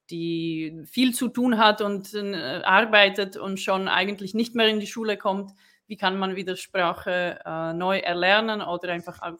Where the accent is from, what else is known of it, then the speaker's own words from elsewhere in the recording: Brno, South Moravian Region, Czechia; now in Switzerland; Also ich komme auch aus Tschechien, ich komme aus Brünn ähm, und äh, ich lebe seit mh, hm, 2011 schon in der Schweiz.